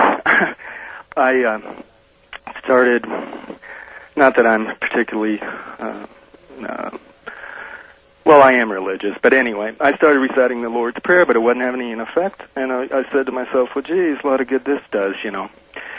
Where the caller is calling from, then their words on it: Denver, Colorado, United States; Well, I'm in Denver, Art.